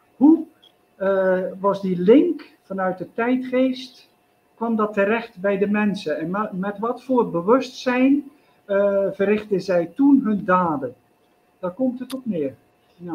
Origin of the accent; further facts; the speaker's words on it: Zeelandic Flanders, Netherlands; moved away as an adult; now in India; mijn geboortestreek Zeeuws-Vlaanderen